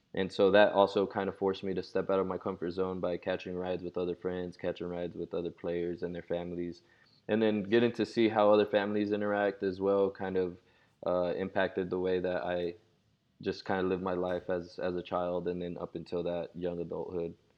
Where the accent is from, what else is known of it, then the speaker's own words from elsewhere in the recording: Oklahoma City, Oklahoma, United States; also born or lived in Mexico City, Mexico; I was born in Mexico City raised in Oklahoma City. I've been here since I was one, and so OKC is home